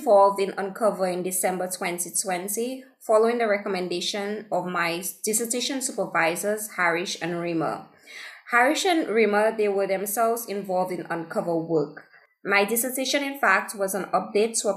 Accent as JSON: {"language": "English", "country": "St. Lucia", "said": "I am from St. Lucia, which is a small island in the Caribbean"}